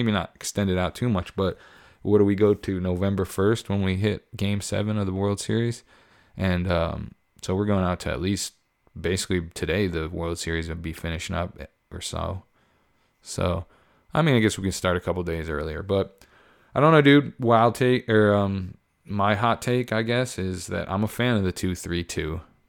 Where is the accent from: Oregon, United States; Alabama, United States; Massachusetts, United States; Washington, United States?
Massachusetts, United States; Boston; I'm glad I'm a Dodgers fan, but it's badass to say you're from South Boston. I'm from Southie.